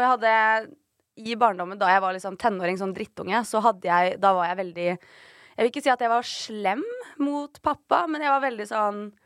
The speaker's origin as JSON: {"language": "Norwegian", "region": "Oslo", "country": "Norway", "tie": "born or raised there", "said": "Mamma og pappa bodde på Torshov. Eh, og så flytta de til Ammerud. Og så bodde vi der til jeg gikk i tredje klasse på barneskolen. Og så flytta, til, så flytta mamma til Stovner"}